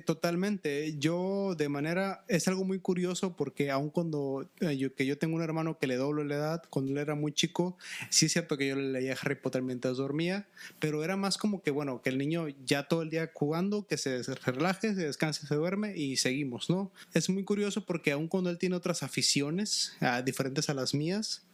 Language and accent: Spanish; Mexico; en México en la primaria se nos obliga a leer muchos libros